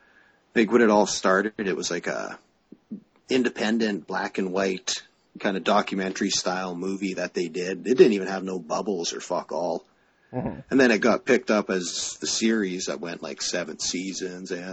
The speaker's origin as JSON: {"language": "English", "region": "Saskatchewan", "country": "Canada", "also_born_or_lived": "Prince Albert, Saskatchewan", "said": "I'm from Saskatchewan"}